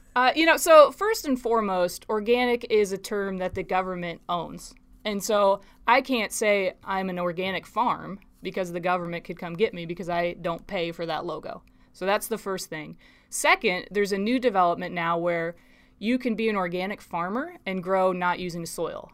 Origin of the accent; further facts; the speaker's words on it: Des Moines, Iowa, United States; I grew up in Des Moines